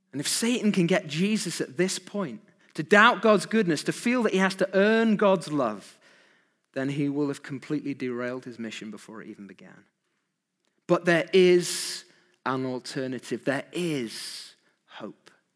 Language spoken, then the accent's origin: English; United Kingdom; Who are we as British people?